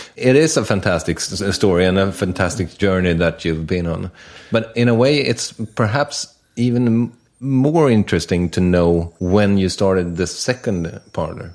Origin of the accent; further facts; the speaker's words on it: Sweden; in Sweden